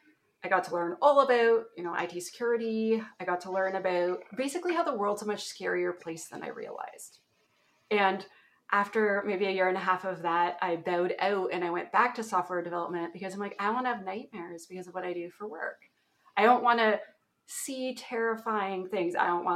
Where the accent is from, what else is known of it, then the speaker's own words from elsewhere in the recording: Ontario, Canada; accent: Canadian; That's a place in Canada. That's my accent. So when I say aboot at some point, you'll all know why.